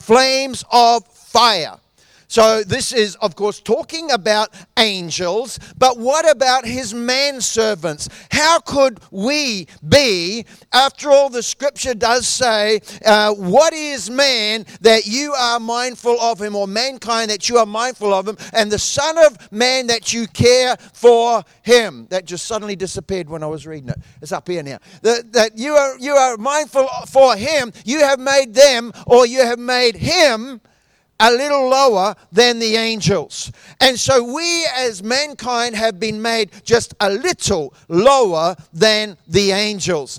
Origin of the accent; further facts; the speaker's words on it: New Zealand; moved away; I grew up in New Zealand